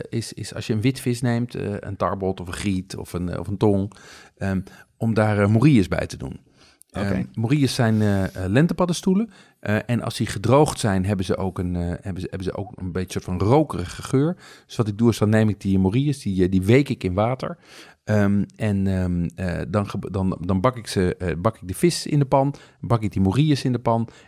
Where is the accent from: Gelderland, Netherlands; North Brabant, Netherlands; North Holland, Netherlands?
North Holland, Netherlands; Amsterdam; als Amsterdammer denk je eigenlijk dat, dat er buiten de ring niet zoveel gebeurt.